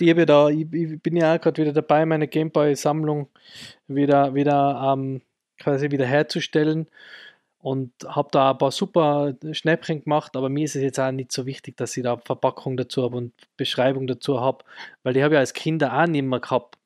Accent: Innsbruck, Tyrol, Austria; bei uns in Innsbruck

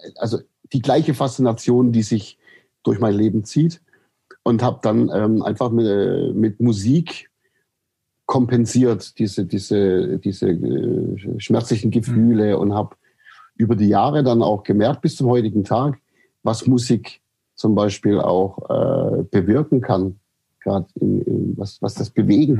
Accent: Aidlingen, Baden-Württemberg, Germany; aufgewachsen bin ich äh, im Landkreis Böbling in der, im, man sagt, da gibt es so eine Gegend, die heißt Heckengäu und das ist die Perle des Heckengäus, wie die Ortschaft sich selber nennt. Und äh, das ist der Ort Eidlingen

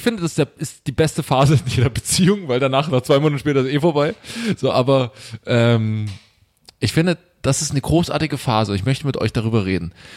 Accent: Saxony, Germany; also born or lived in Greifswald; now in Berlin, Germany; ich komme aus Sachsen

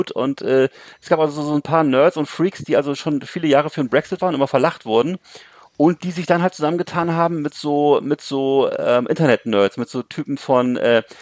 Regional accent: Bremerhaven, Bremen, Germany; also das hat ja mit der Kinolandschaft in 70er, 80er Jahren, wo ich groß geworden bin, nichts mehr zu tun, weißt du, wo es bei hm. uns in Bremerhaven alleine, glaube glaub ich, gab es, glaube ich, zehn oder zwölf Kinos, das war keine große Stadt.

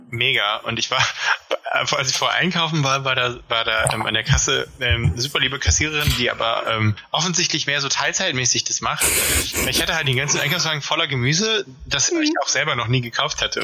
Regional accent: Ruhr area, North Rhine-Westphalia, Germany; ich komme ja aus dem Ruhrgebiet

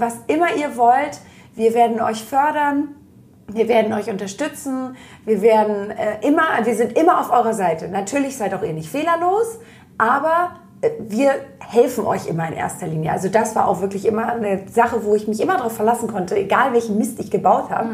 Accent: Germany; ich komme aus der Nähe von Hamburg

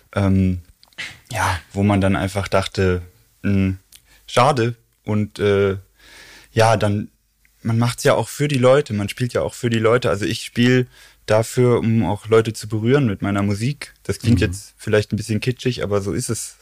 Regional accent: Xanten, North Rhine-Westphalia, Germany; moved away as an adult; now in Cologne, Germany; ursprünglich, ursprünglich komme ich aus Xanten. Das ist so 100 Kilometer nördlich von Köln an der ja. holländischen Grenze

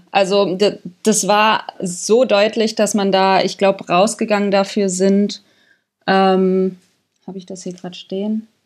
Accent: Frankfurt, Hesse, Germany; Also vor allem als Frankfurterin, ähm, da kommt ja sehr wenig aus der Jugendabteilung

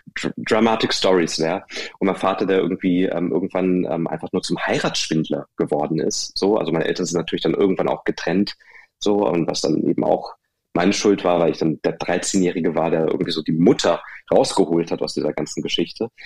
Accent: Hanover, Lower Saxony, Germany; born or raised there

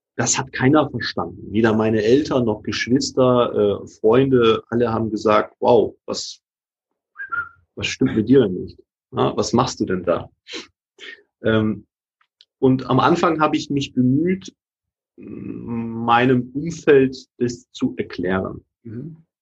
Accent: Hamburg, Germany; ich komme ja aus Hamburg

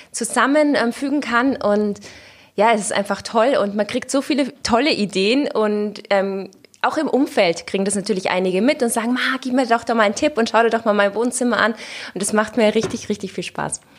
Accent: Austria; now in Cologne, Germany; Naja, ich muss sagen, also in Köln war ich ja gerade am Anfang nicht besonders beliebt. Also gerade als {S0} Österreicherin {S1} und mit dem Ischgl-Thema war es dann doch so

